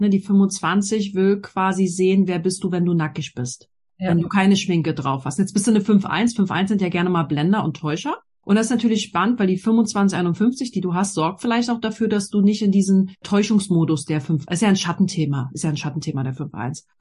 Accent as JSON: {"language": "German", "region": "Berlin", "country": "Germany", "tie": "born or raised there", "said": "Also ich bin ja in Berlin groß geworden und ich hatte auch das Glück, dass wir in der Schule coole Sachen machen durften"}